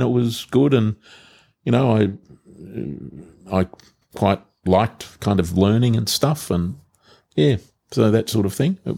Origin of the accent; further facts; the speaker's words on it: Melbourne, Victoria, Australia; I was born in the Bethesda Hospital in Richmond.